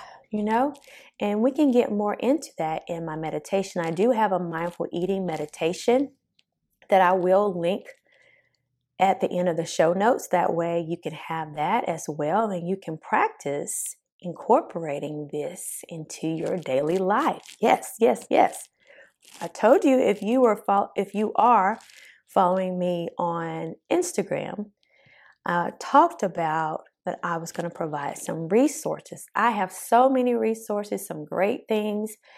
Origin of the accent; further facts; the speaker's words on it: the South, United States; accent: country; Born and raised in the South